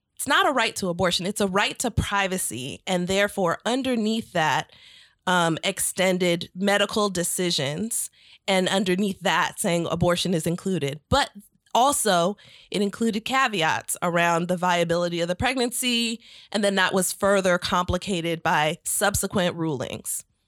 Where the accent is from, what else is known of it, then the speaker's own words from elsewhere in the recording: St. Louis, Missouri, United States; moved away as an adult; now in Atlanta, United States; I was raised in Saint Louis, Missouri, and came to Atlanta for college.